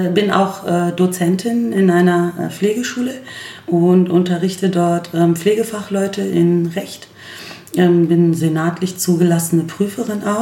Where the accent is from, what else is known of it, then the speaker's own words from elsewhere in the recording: Berlin, Germany; born there; äh, gebürtige Berlinerin, äh, gebürtige Berlinerin und stolze Neuköllnerin übrigens.